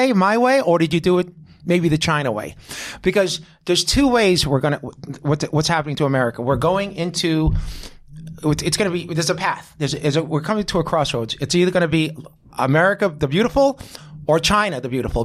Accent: Israel; moved away; I'm from Israel

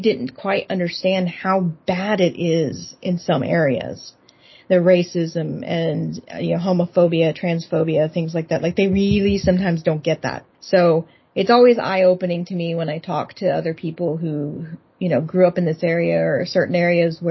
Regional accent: Texas, United States; moved away as an adult; now in Seattle, United States; I grew up in the Bible Belt

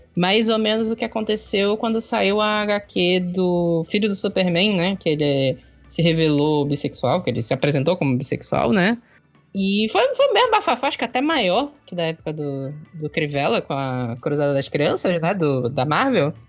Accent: Belém, Pará, Brazil; also born or lived in Maringá, Paraná; eu sou de Belém, né? Daqui do, do Belém do Pará, aqui no norte.

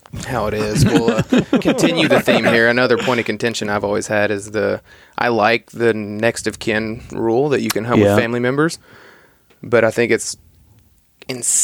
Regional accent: Kentucky, United States; moved away as an adult; now in Alaska, United States; I've lived there my whole life until I moved up here

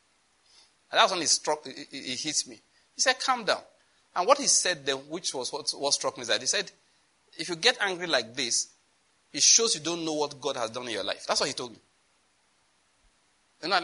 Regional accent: Owo, Ondo, Nigeria; I'm from Owo, Ondo State.

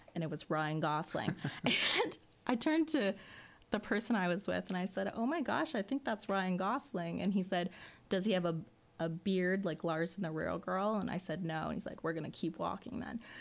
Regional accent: Burlington, Ontario, Canada; moved away; my hometown of Burlington, Ontario

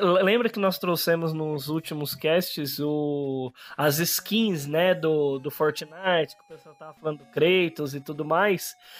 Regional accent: Campinas, São Paulo, Brazil; also born or lived in São Bernardo do Campo; agora estou morando no interior de São Paulo, em Campinas. Foi lá que nasci

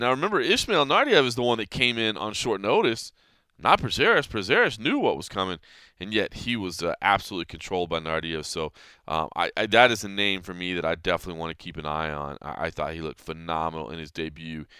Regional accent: Dallas, Texas, United States; in my hometown of Dallas, Texas.

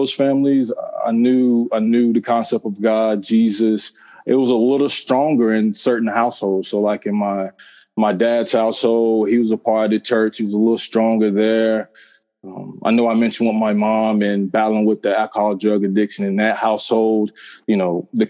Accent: Carolina, United States; growing up in Carolina

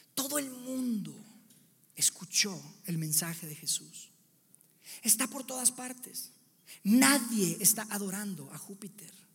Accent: Monterrey, Nuevo León, Mexico; moved away as an adult; now in Mexico City, Mexico; nosotros somos de Monterrey, yo y mi familia, y nos vinimos para acá

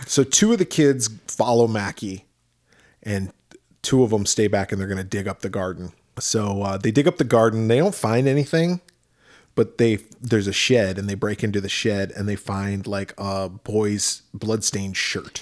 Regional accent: Midwest, United States; now in Arizona, United States; grew up in the Midwest

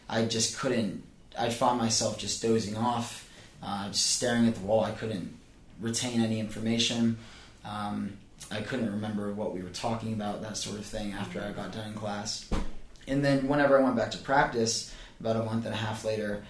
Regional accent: Pennsylvania, United States; moved away as an adult; now in Charleston, United States; Bucknell University is only about 45 minutes from my hometown

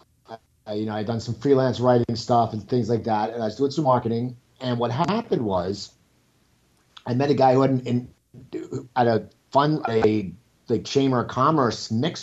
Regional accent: outside Philadelphia, New Jersey, United States; moved away as an adult; now in Los Angeles, United States; I grew up outside Philadelphia, New Jersey

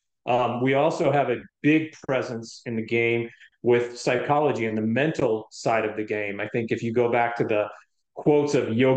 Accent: Denver, Colorado, United States; moved away; I grew up in Denver, Colorado

